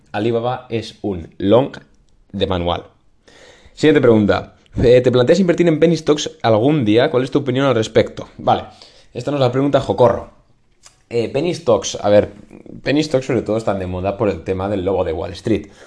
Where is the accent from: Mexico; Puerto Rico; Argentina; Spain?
Spain